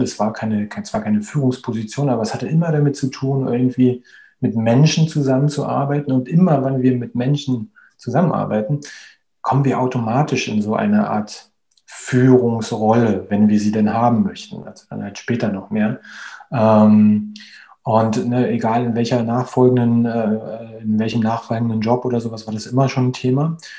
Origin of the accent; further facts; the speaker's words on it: Berlin, Germany; moved away as an adult; now in Spain; ich bin 38 Jahre alt, ich äh, bin gebürtiger Berliner, lebe mittlerweile aber in, in Spanien